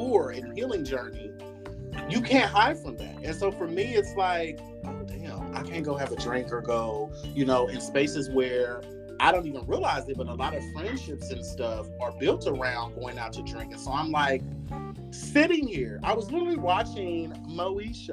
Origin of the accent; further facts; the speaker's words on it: Midwest, United States; I grew up in Midwest and this is a Republican state